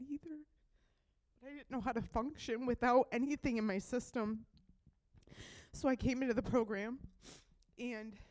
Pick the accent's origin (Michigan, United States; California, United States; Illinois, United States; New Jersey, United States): Michigan, United States; Nashville; I'm 36 from Nashville, Michigan.